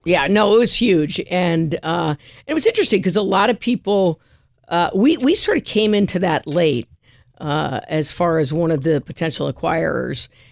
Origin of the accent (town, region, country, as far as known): California, United States; born or raised there; also born or lived in Montclair, New Jersey / Jersey City, New Jersey